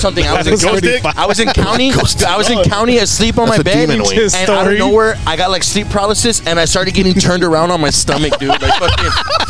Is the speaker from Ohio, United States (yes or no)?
yes; Ohio, United States; I'm from Blumpkin, Ohio.